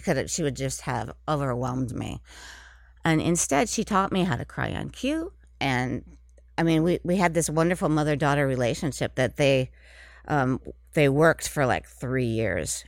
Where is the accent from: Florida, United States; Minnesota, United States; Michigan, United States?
Minnesota, United States; moved away as an adult; also born or lived in New York City; I was from Minnesota, and, and it's, um, m, the, in the Midwest